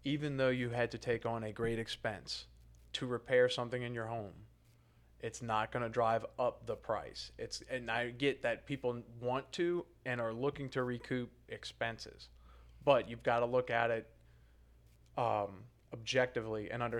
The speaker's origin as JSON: {"language": "English", "town": "New Orleans", "region": "Louisiana", "country": "United States", "said": "I'm from New Orleans."}